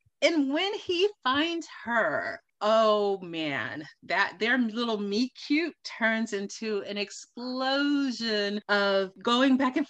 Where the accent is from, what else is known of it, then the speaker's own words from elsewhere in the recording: New York City, New York, United States; accent: New York; now in Los Angeles, United States; Our first destination is Queens, New York, hometown. And you are lucky that I am not in my New York accent, because you may have a hard time understanding me.